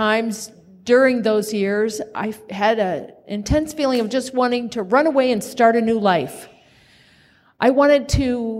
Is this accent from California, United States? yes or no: no; Kansas, United States; born there; As I said, I was born in Kansas. I was right next door to Dorothea and Toto.